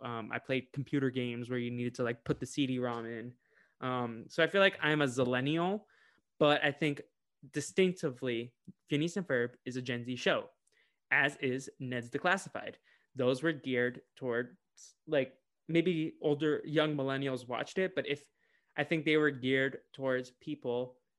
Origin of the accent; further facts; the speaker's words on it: Boston, Massachusetts, United States; I'm from Boston